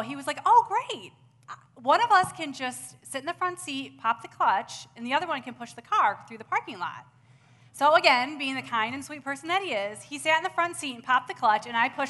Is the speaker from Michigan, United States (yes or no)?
yes; Grand Rapids, Michigan, United States; I grew up in Grand Rapids, Michigan.